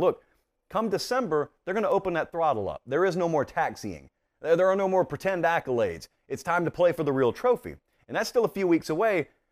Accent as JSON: {"language": "English", "region": "Georgia", "country": "United States", "moved": "yes", "lives_now": "Nashville, United States", "said": "I'm from Georgia. My home is Georgia"}